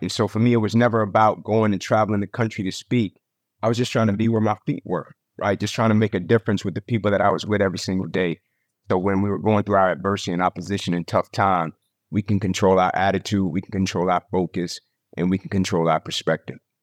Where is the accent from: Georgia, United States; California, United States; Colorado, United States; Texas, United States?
Georgia, United States; Atlanta; moved away as an adult; also born or lived in Tennessee; born and raised in Atlanta